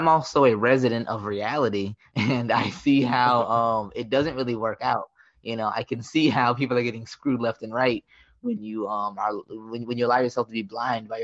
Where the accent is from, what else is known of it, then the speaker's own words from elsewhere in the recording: United States; as an American